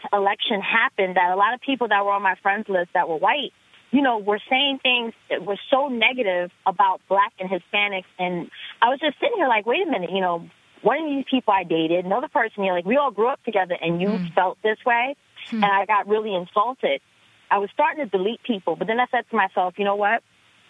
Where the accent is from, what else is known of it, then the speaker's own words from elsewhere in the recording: New York City, New York, United States; now in Ansonia, Connecticut, United States; I live in Connecticut, but I'm originally from the Bronx, New York. And I grew up in a neighborhood that was basically a lot of Irish, Italian people. And there was black people there, but not so many of us.